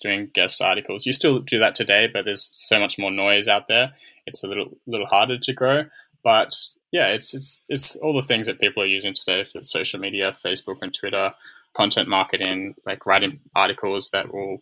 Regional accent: Australia; moved away; as an Australian

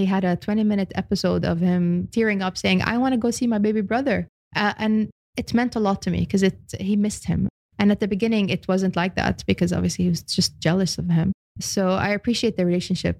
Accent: Australia; also born or lived in Lebanon; now in United Arab Emirates; I'm Lebanese Australian.

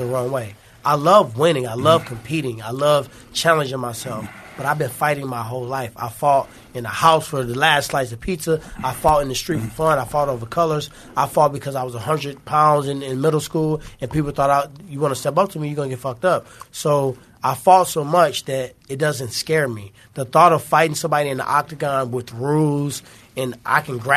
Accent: St. Louis, Missouri, United States; I'm from St. Louis

